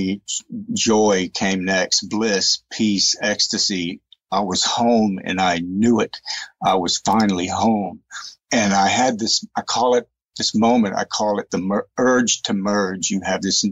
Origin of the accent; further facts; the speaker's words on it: East Texas, United States; I grew up in East Texas, Southern Baptist, fundamentalist perspective